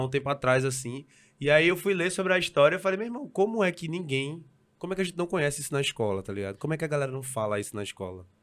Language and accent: Portuguese; Recife, Pernambuco, Brazil; Eu saí do Ibura